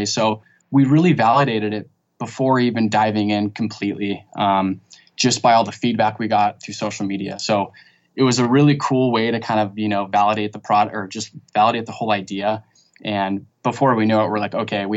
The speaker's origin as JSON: {"language": "English", "town": "Santa Barbara", "region": "California", "country": "United States", "moved": "as an adult", "lives_now": "San Diego, United States", "said": "I'm actually from Santa Barbara"}